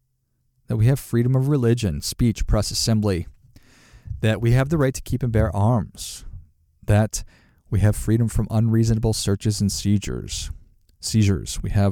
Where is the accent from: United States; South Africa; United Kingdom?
United States; Minnesota; my family voted Democrat because we're from Minnesota. And in Minnesota, that's, it's predominantly Democrat.